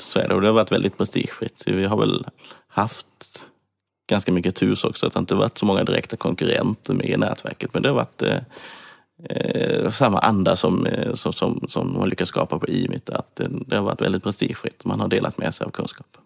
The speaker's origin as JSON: {"language": "Swedish", "town": "Kalmar", "region": "Kalmar County", "country": "Sweden", "tie": "born or raised there", "accent": "Småland", "said": "jag gick även högskolan i Kalmar där jag är uppväxt. Jag tror det hörs att jag är smålänning"}